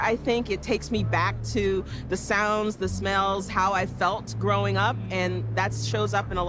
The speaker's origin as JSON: {"language": "English", "town": "Jacksonville", "region": "Florida", "country": "United States", "tie": "born or raised there", "said": "I grew up in Jacksonville, Florida, and I grew up being sent to church."}